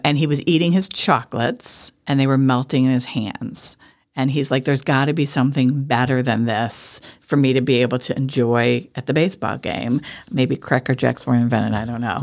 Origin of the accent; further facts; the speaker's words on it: Wickliffe, Ohio, United States; also born or lived in Chagrin Falls, Ohio; I grew up in Wycliffe